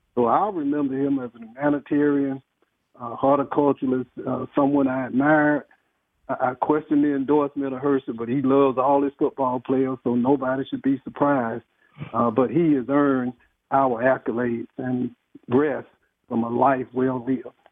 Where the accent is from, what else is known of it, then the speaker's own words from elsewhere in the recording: Athens, Georgia, United States; I grew up in Athens, I was a legislator